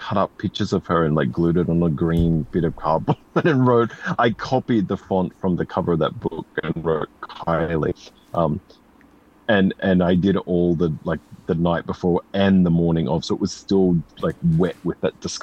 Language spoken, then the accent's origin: English; Australia; born or raised there